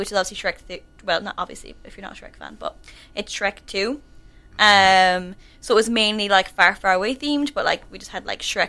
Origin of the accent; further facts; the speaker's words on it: Tralee, Munster, Ireland; I'm the ENTS officer in the Students' Union, and I'm also from Tralee